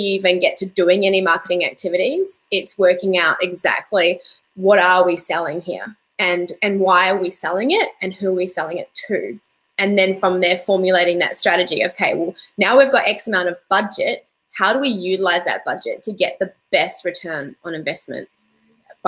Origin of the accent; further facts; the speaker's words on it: New Zealand; now in Perth, Australia; I grew up in New Zealand and learned to dive in really cold water.